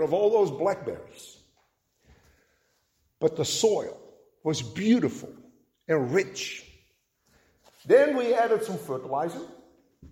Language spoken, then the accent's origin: English; Netherlands; moved away; growing up in Holland